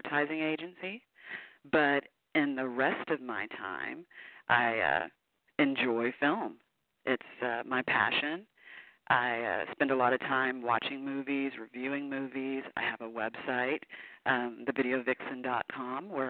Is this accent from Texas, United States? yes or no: yes; Houston, Texas, United States; now in Portland, United States; I'm originally from Houston, Texas, but I now live in lovely Portland, Oregon.